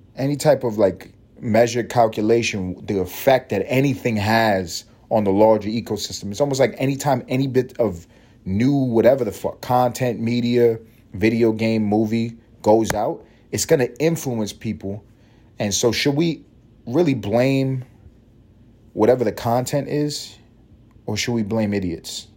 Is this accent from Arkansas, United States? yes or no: no; New York, United States; I'm from New York